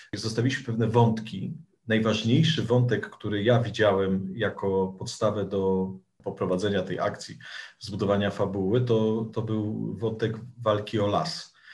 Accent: Sierpc, Masovian Voivodeship, Poland; moich rodzinnych stronach. W sierpcu i w okolicach na Mazowszu

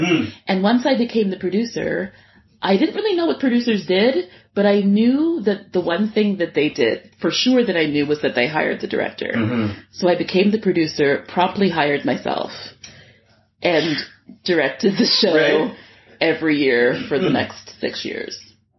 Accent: Scarborough, Ontario, Canada; And I'm like, but I came all the way from the East End of Scarborough.

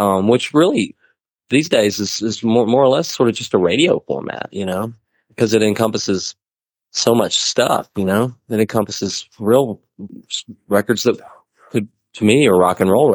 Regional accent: Mobile, Alabama, United States; moved away; I'm from Mobile, Alabama

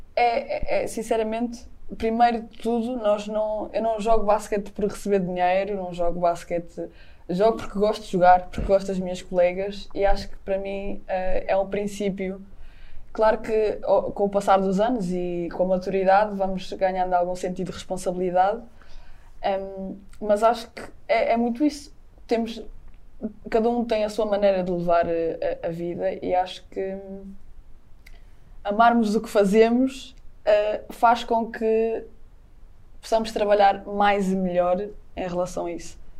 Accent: the North, Northern Portugal, Portugal; moved away; no Norte temos muito aquele, ah, temos de ser muito raçudos

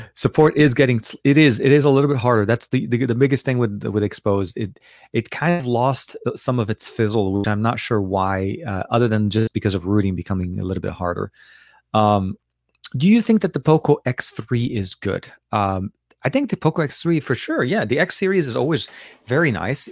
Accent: Lebanon; now in Los Angeles, United States; I was born in Lebanon, so I speak obviously Arabic

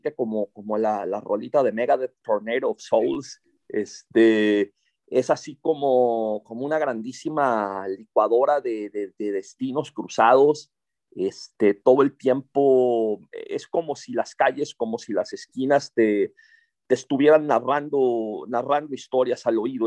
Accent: Monterrey, Nuevo León, Mexico; now in Tijuana, Mexico; mi ciudad natal, Monterrey

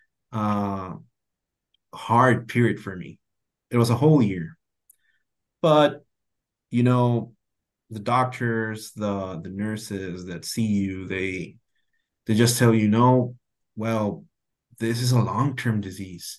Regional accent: Tijuana, Baja California, Mexico; I've lived all my life here in Tijuana, Mexico, very close to the border to California. Right next to the border, actually. And my hometown is Playas de Tijuana

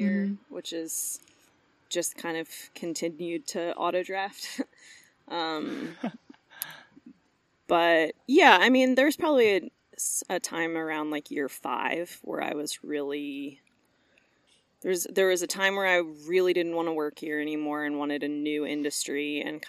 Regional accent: Norfolk, Virginia, United States; moved away as an adult; also born or lived in Richmond, Virginia; now in Asheville, United States; I'm from Norfolk, Virginia

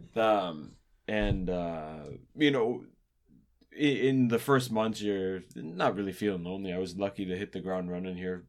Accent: Ontario, Canada; growing up in Ontario

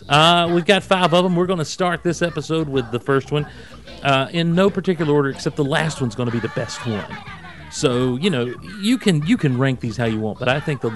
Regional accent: the South, United States; I'm a Southerner

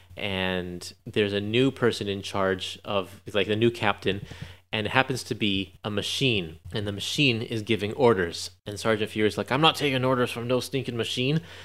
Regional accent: Canada; I'm Canadian

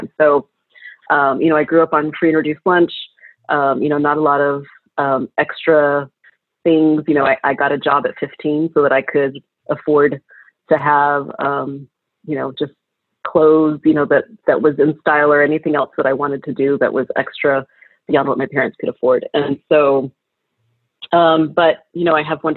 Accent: College Station, Texas, United States; also born or lived in Houston, Texas / Washington, D.C.; I grew up in Texas, mostly College Station, which is really close to Houston

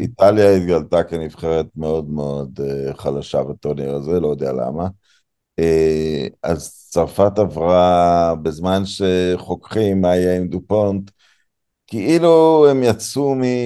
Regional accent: Israel; אני יליד הארץ, אבל ממשפחה דרום אפריקאית

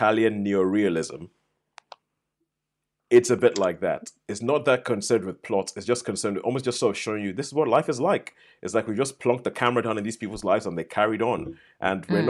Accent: Nigeria; moved away; I grew up in Nigeria

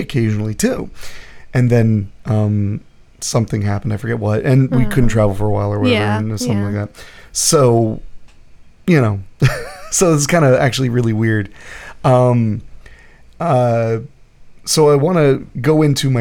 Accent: United States; I'm from America. I'm aware that I was born here

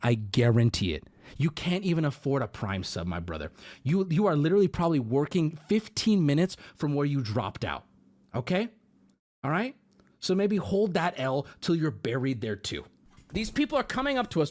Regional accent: United States; you can tell we're American either from the English we're speaking or just the way we look

